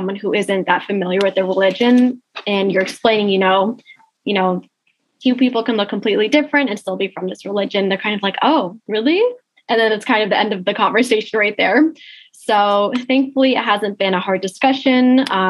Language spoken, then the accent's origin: English; Michigan, United States; I'm from Michigan, and there's, you know, I'm in an area near Detroit where there's a large population here.